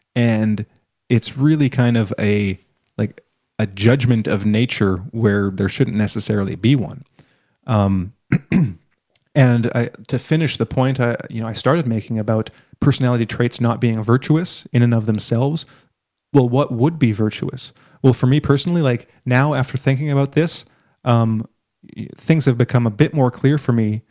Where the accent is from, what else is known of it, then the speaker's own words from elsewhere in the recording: Canada; my perspective as a Canadian